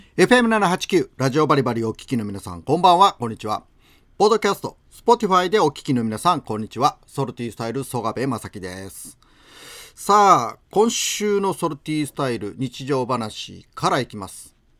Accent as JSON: {"language": "Japanese", "town": "Aki", "region": "Kochi", "country": "Japan", "tie": "born or raised there", "moved": "yes", "lives_now": "Imabari, Japan", "said": "僕のふるさと、高知県、安芸市"}